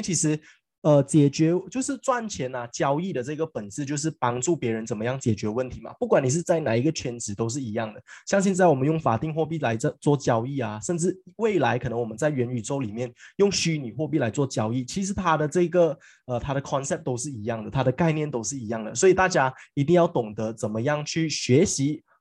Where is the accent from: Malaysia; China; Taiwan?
Malaysia; 回归到我们马来西亚人